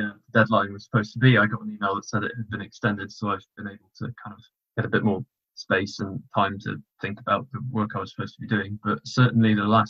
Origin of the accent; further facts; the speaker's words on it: Derbyshire, East Midlands, United Kingdom; moved away as an adult; also born or lived in London; I'm back at home in Derbyshire in my parents' house.